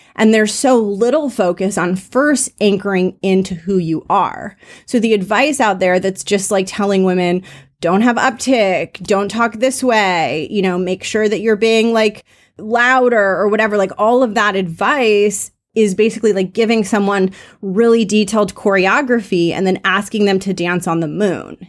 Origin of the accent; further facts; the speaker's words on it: Los Angeles, California, United States; accent: Valley Girl; I grew up in sunny Los Angeles, and sometimes I talk like a valley girl